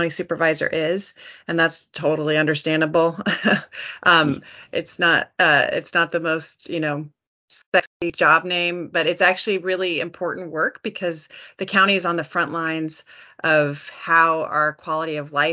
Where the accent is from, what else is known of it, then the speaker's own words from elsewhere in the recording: Santa Barbara, California, United States; moved away as an adult; also born or lived in Iowa / New Mexico / Arizona; I moved back to my hometown of Santa Barbara because I really wanted to focus in on my local community. It's where I was born and raised.